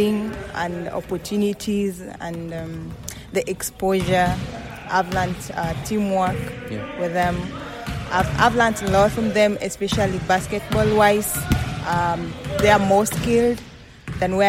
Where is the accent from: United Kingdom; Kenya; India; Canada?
Kenya; now in Syracuse, United States; I'm from Kenya.